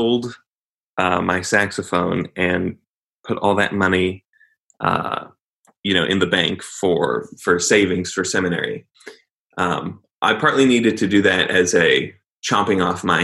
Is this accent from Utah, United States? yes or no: yes; Layton, Utah, United States; also born or lived in Fairfax, Virginia; now in Louisville, United States; I was born in Fairfax, Virginia. I don't remember living in Fairfax because I think just prior to one, I moved to Layton, Utah